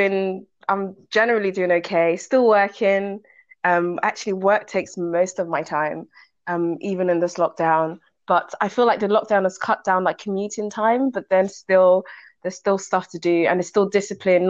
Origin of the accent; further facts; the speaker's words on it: Nigeria; moved away; I was born in Nigeria and I grew up in Nigeria